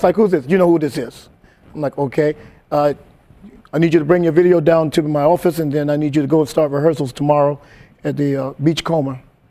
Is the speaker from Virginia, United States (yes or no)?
no; Columbia, South Carolina, United States; also born or lived in Westbury, Long Island, New York; I thought I was born in Columbia, South Carolina, where I was raised, but she actually had me in a house with a midwife.